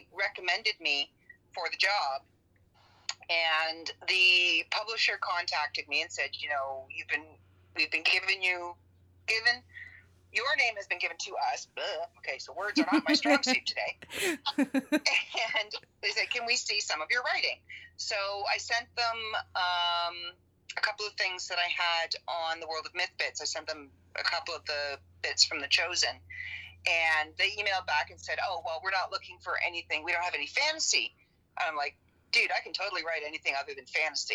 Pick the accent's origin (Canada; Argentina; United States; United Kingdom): Canada; we're Canadian.